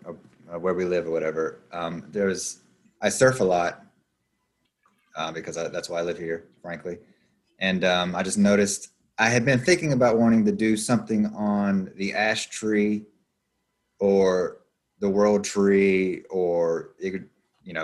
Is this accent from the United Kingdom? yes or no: no; Appalachian Mountains, United States; moved away as an adult; I'm basically from the Appalachian Mountains, and I moved here when I was 20, and I'm 37 now